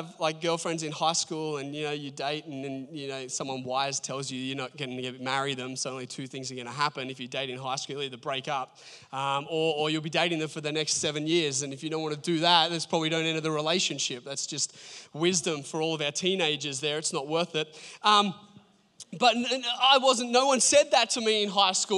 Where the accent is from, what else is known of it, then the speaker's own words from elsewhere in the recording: Port Macquarie, New South Wales, Australia; moved away; I grew up in Port Macquarie